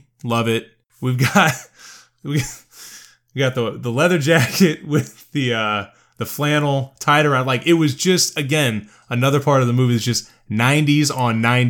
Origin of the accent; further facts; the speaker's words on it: Pekin, Illinois, United States; And all I can think about when they say Jimbo is I grew up in Pekin, Illinois, and there was a restaurant called Jimbo's.